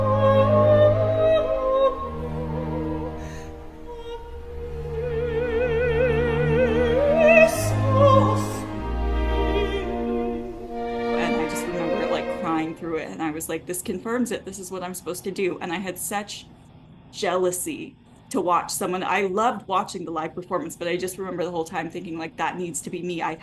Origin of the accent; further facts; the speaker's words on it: Texas, United States; I grew up in Texas